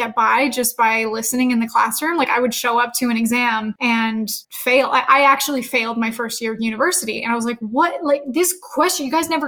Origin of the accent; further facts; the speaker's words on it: Canada; also born or lived in Edmonton, Alberta; I'm Canadian, so I went to school in Edmonton, Alberta